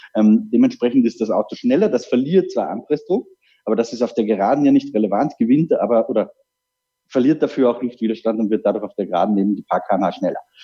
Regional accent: Austria; für mich als Österreicher

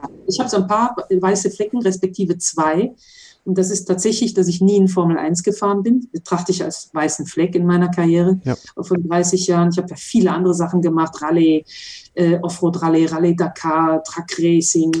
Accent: Mönchengladbach, North Rhine-Westphalia, Germany; moved away as an adult; now in Monaco; Ich bin also in Mönchengladbach-Reit in der Autowerkstatt aufgewachsen

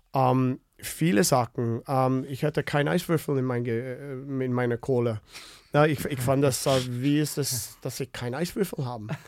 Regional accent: Winnipeg, Manitoba, Canada; German is a second language; moved away; ich komme aus Winnipeg

